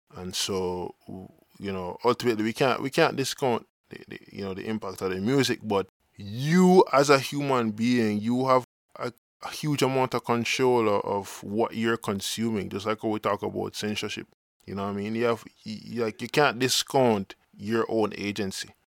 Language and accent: English; Jamaica; existence as Jamaican